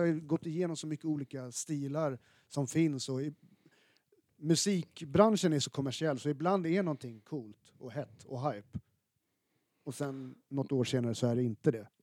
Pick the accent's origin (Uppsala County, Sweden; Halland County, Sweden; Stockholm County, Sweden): Stockholm County, Sweden; Stockholm; som stockholmare född i mitten av 80-talet